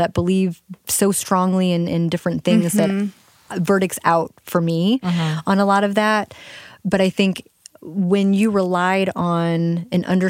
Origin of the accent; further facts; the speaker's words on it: St. Louis, Missouri, United States; I'm from St. Louis. You know, mm-hmm. I mentioned my family's been here for a long time, about 200 years, actually.